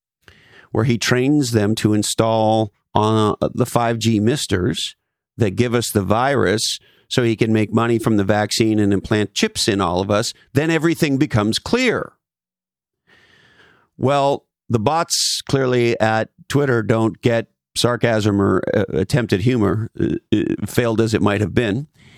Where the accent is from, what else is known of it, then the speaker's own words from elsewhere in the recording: Canada; I mean, I'm from Canada, for fuck's sakes.